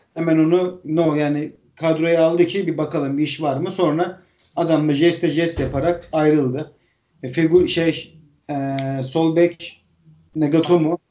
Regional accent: Trabzon, Turkey; moved away; Ben Trabzonluyum. Trabzon'da yani on dokuz sene yaşadım

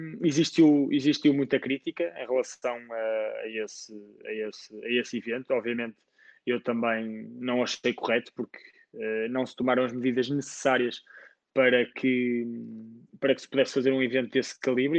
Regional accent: Portugal; sendo português, tenho como objetivo tentar ajudar o ténis português

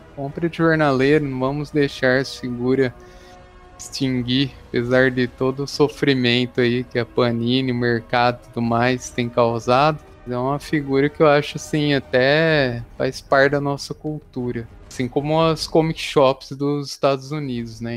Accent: Araraquara, São Paulo, Brazil; lá em Araraquara, onde a gente morava, né, na minha cidade natal

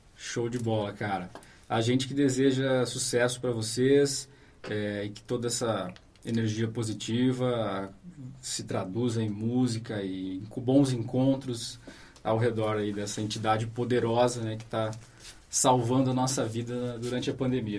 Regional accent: Santa Maria, Rio Grande do Sul, Brazil; now in Londrina, Brazil; eu sou de Santa Maria

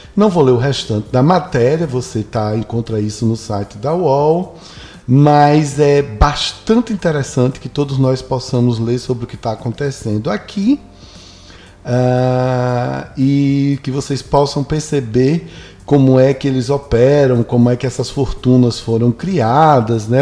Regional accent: Northeast Region, Brazil; Vocês não sabem o orgulho que eu tive de ser nordestino.

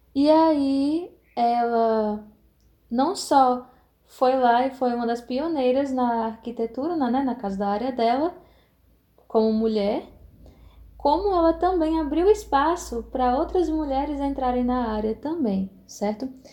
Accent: Fortaleza, Ceará, Brazil; aqui no Ceará, né, na, na minha terrinha

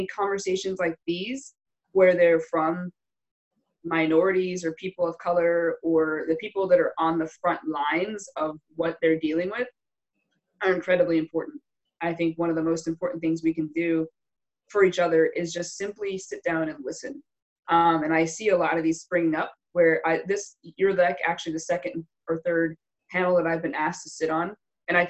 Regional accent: Wilkes-Barre, Pennsylvania, United States; now in Carlisle, United States; I grew up in Wilkes-Barre, Pennsylvania. I grew up north by Scranton

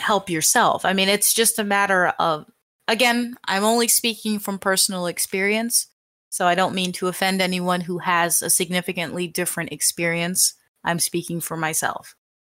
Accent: United States; I'm American

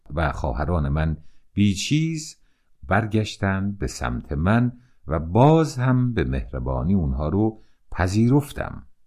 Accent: Iran; من به عنوان یک ایرانی

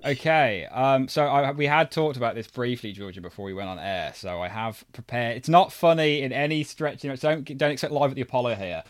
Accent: United Kingdom; me personally being British

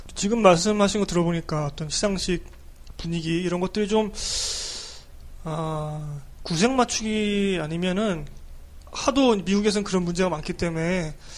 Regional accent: South Korea; 우리 뭐 한국 사람이니까

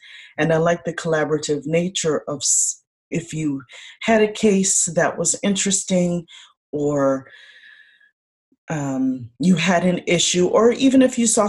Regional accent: Chicago, Illinois, United States; I am the eldest daughter, first generation born of Haitian immigrants here in the United States. I was born in Chicago

